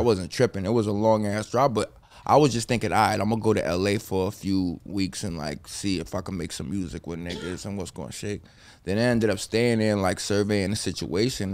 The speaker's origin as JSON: {"language": "English", "area": "Bergen County", "region": "New Jersey", "country": "United States", "tie": "born or raised there", "moved": "as an adult", "lives_now": "Los Angeles, United States", "said": "I'm from Bergen County"}